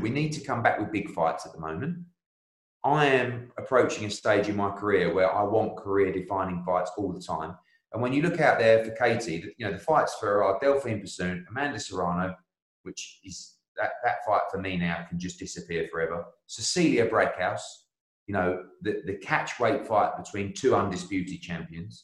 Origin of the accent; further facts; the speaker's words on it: United Kingdom; I'm a Brit